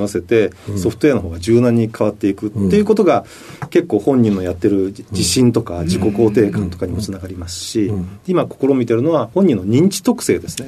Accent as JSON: {"language": "Japanese", "region": "Yamaguchi", "country": "Japan", "tie": "born or raised there", "also_born_or_lived": "Kochi Prefecture", "said": "生まれたのは高知県で、うん、その後すぐに山口県で育った"}